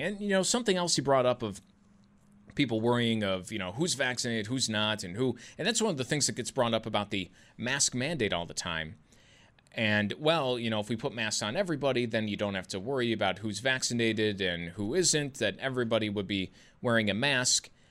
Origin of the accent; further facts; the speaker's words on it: United States; as an American